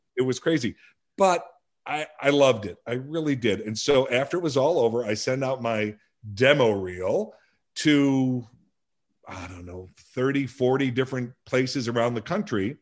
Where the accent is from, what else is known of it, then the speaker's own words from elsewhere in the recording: Lansing, Illinois, United States; also born or lived in Blue Island, Illinois; I was raised in a little town called Lansing, Illinois